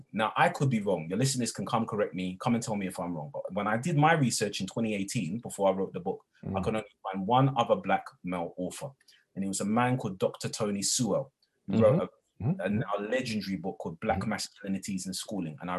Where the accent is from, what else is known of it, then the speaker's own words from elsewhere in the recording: London, United Kingdom; I'm from London, I'm a Londoner. And I wasn't born with a silver spoon in my mouth. I was raised in not the greatest of towns on the outskirts of East London